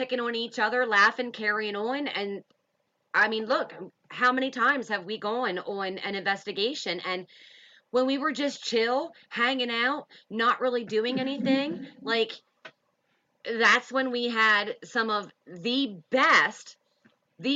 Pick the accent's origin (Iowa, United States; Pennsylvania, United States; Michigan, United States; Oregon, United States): Pennsylvania, United States; moved away; we are from Pennsylvania